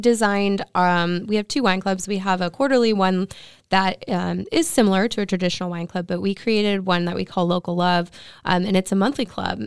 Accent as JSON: {"language": "English", "town": "Santa Clarita", "region": "California", "country": "United States", "tie": "born or raised there", "also_born_or_lived": "Ventura County", "lives_now": "Ventura, United States", "said": "I grew up in Santa Clarita, so I went to school out there"}